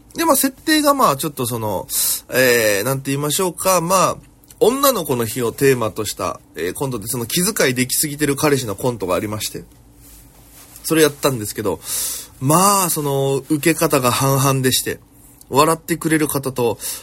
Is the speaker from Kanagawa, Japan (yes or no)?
no; Okinawa, Japan; moved away as an adult; now in Tokyo, Japan; 私県出身で現在東京でフリーなピン芸人として活動しております